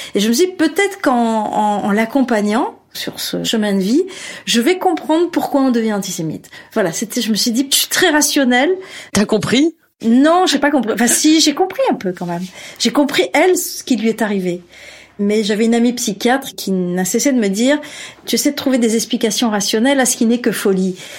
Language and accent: French; Algeria; je suis né en Algérie